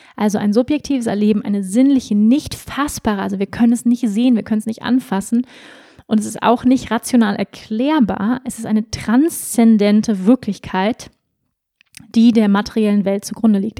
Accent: Germany; ich bin ja auch in Deutschland groß geworden

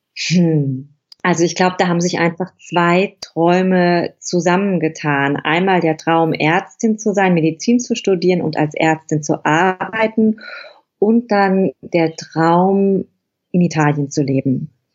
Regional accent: Germany; moved away as an adult; also born or lived in Rome / Tuscany; now in Italy; ich habe in der Stadt, in der ich, ähm, meine Praxis hatte, bin ich geboren. Ich bin in dem Krankenhaus geboren, in dem ich meine Facharztausbildung gemacht habe. Ich habe dort Abitur gemacht

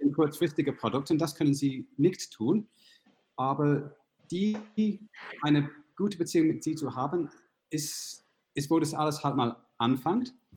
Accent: United Kingdom; accent: British; German is a second language; now in Munich, Germany; meinen britischen Akzent

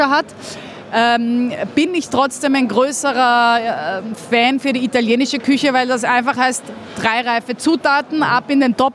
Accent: Vienna, Austria; Und deswegen hat man als richtiger Wiener eine besondere Vorliebe für gutes Essen.

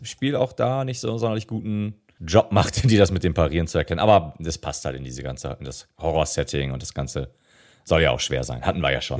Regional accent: Germany; als Deutscher

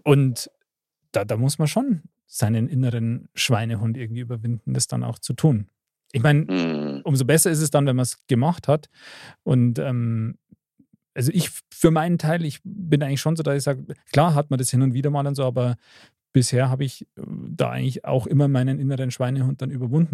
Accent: Bavaria, Germany; bei uns in Bayern

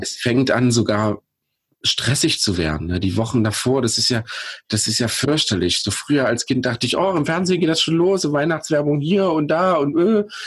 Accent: Pößneck, Thuringia, Germany; in meiner Heimatstadt Pösneck

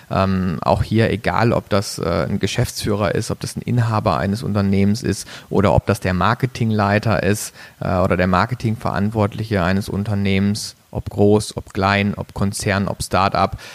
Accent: Baden-Baden, Baden-Württemberg, Germany; moved away as an adult; bin aufgewachsen in Baden-Baden, kleinen Örtchen äh, in der Nähe vom Schwarzwald. Also ich komme aus dem Süden Deutschlands, habe mein Abitur da gemacht auf einem Wirtschaftsgymnasium

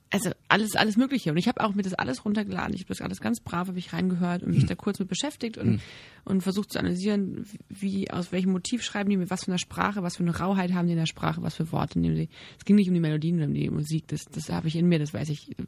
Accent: Germany; als Mutter und auch als, als Deutsche, als Bürger

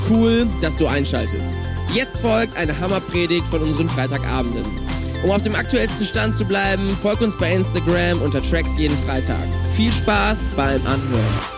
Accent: Bavaria, Germany; Äh, ich komme aus Bayern und bei uns sagt man Servus zur Begrüßung.

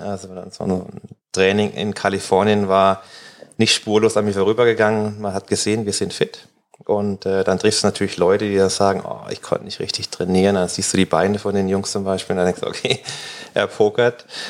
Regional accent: Dörlesberg, Baden-Württemberg, Germany; now in Mannheim, Germany; auf dem Dorf, wo ich groß geworden bin, in Dördesberg, das sind 600 Einwohner

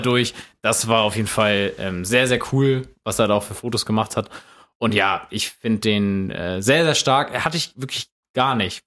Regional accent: Germany; als Deutscher

